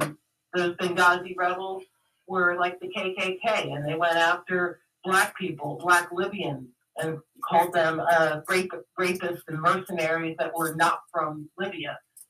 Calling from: San Francisco, California, United States; Calling from San Francisco.

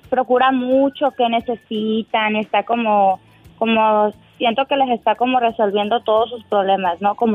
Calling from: Washington, United States

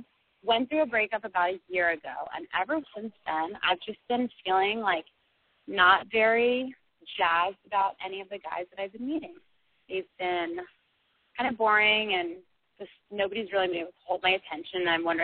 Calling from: San Francisco, California, United States; I'm calling from San Francisco, California.

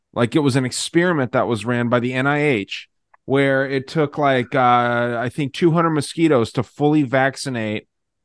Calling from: Tucson, Arizona, United States; I'm in Tucson, man. Tucson, Arizona.

